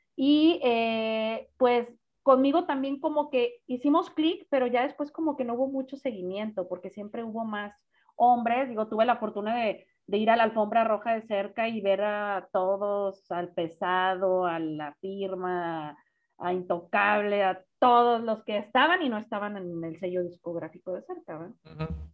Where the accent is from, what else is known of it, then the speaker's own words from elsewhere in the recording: Guadalajara, Jalisco, Mexico; now in Monterrey, Mexico; yo soy de Guadalajara, pero tengo 18 años viviendo en Monterrey, si no es que 20